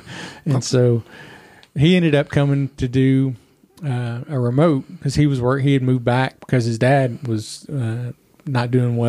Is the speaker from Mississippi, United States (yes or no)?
no; Evansville, Indiana, United States; born there; also born or lived in Tampa, Florida / Henderson, Kentucky; Well, I was actually born in Indiana, Evansville, Indiana. And we lived there for a few years. Then we moved to Tampa, Florida for a couple of years. And then back up to Henderson, Kentucky for a few years